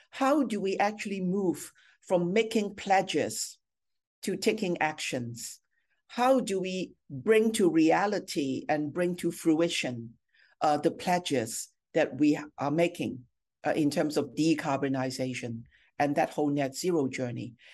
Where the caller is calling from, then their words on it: Singapore; I'm joining you from Singapore, which is our second business hub in APAC.